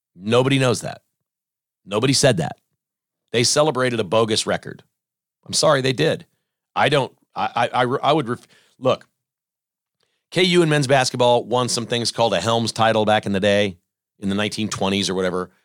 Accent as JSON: {"language": "English", "town": "Mission", "region": "Kansas", "country": "United States", "tie": "born or raised there", "said": "I grew up in Mission. The N C A A building, I could walk to it. It was three blocks from my house"}